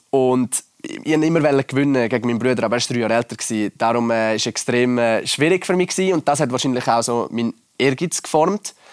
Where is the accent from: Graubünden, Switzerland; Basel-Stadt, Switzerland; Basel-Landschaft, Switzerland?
Graubünden, Switzerland; Laax; bei uns in Lachs hat es halt schon mega früh so einen Snowpark gehabt und ich bin ja eigentlich auch in Ski Alpin gefahren.